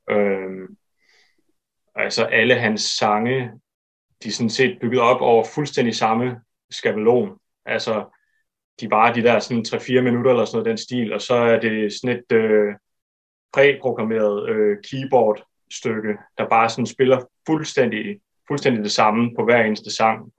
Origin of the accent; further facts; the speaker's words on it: Fjerritslev, North Denmark Region, Denmark; en filmskole i Ketrup ved Fjerdslev, hvor, hvor jeg voksede op